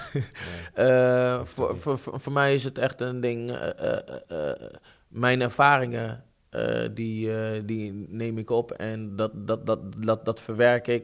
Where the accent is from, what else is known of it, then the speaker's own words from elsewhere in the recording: Netherlands; ik ben Nederlander